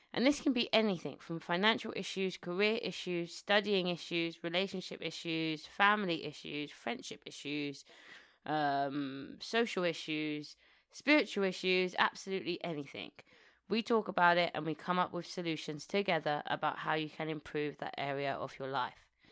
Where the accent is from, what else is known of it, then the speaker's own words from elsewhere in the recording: New Malden, London, United Kingdom; also born or lived in Tooting, London; So I was born in Tooting, Southwest London, and then we shortly afterwards moved to, moved to New Malden, where I spent the majority of my life, twenty years of my life.